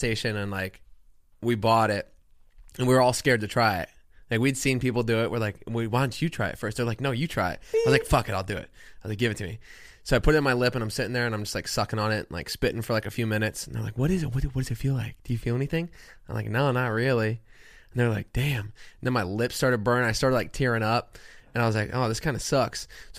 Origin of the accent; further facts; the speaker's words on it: Plantation, Florida, United States; moved away; Fort Lauderdale. Well, Plantation.